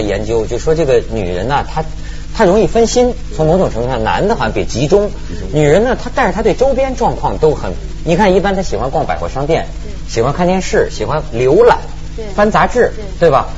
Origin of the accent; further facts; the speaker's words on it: rural Shandong, China; 我们老家山东农村